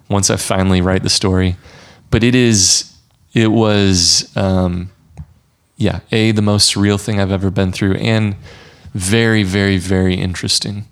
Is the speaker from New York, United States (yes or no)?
no; Missouri, United States; also born or lived in St. Louis, Missouri; my home state of Missouri